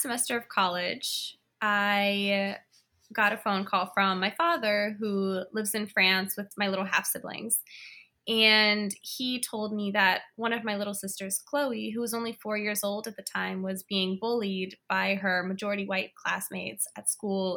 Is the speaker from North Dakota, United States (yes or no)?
no; Washington, District of Columbia, United States; I was born and raised in Washington, D C, and I live in, in D C now as well